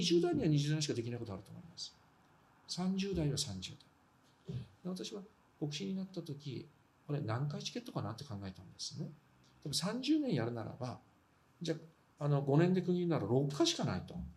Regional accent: Fukushima, Japan; moved away

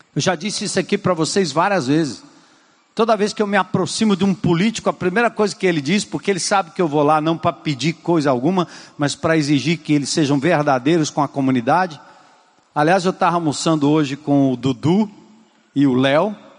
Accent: São Paulo, Brazil; moved away; em São Paulo, onde eu nasci, na Zona Norte

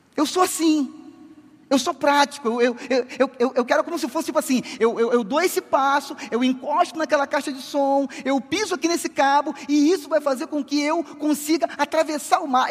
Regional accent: Rio de Janeiro, Brazil; moved away as an adult; now in southern Brazil; Eu sou carioca e em março agora eu faço 10 anos de sul do Brasil

